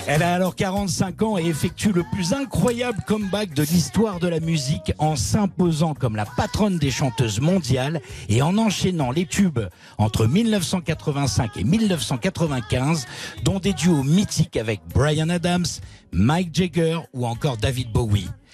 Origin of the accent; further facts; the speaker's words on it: France; chez nous en France